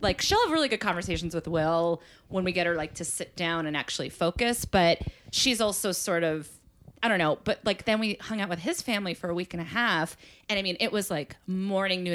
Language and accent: English; Massachusetts, United States; I'm from Massachusetts